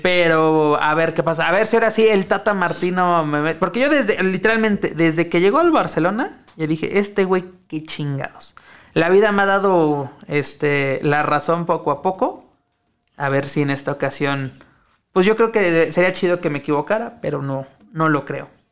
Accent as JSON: {"language": "Spanish", "country": "Mexico", "said": "cómo somos los mexicanos"}